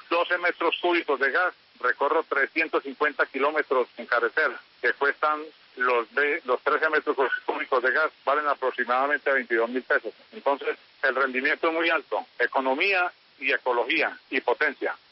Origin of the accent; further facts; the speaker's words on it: Santa Rosa de Cabal, Risaralda, Colombia; Yo soy eh, nacido y criado en Santa Rosa de Cabal